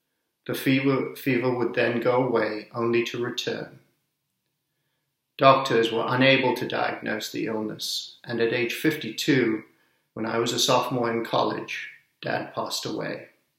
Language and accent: English; Sri Lanka; also born or lived in Zambia / Zimbabwe / England; now in United States; I'm originally from Sri Lanka, but grew up in Zambia, Zimbabwe, and England, and then came to America.